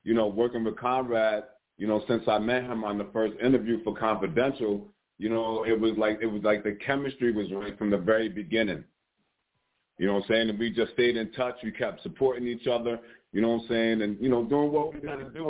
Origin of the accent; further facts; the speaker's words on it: Poughkeepsie, New York, United States; I'm from Poughkeepsie, New York